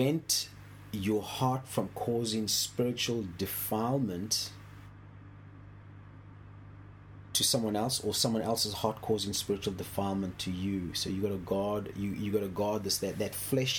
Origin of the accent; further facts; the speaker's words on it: South Africa; when I was growing up in South Africa